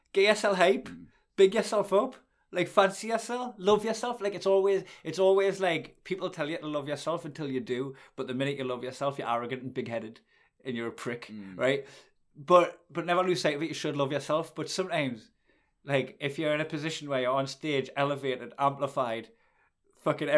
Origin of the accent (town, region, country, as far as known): Geordie, North East England, United Kingdom; accent: Geordie